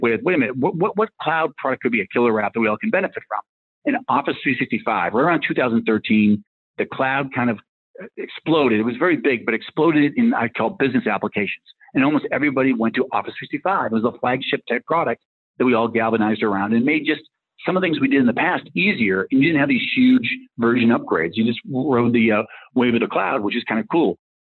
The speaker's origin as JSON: {"language": "English", "town": "Rockland", "region": "Massachusetts", "country": "United States", "tie": "born or raised there", "said": "Well, I grew up in Rockland, Massachusetts. It's south of South Boston, so not quite Goodwill Hunting, but kind of near there."}